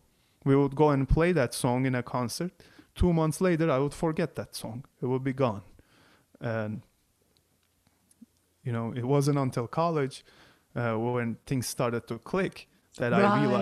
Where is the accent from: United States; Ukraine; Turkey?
Turkey; English is a second language; moved away as an adult; growing up in Turkey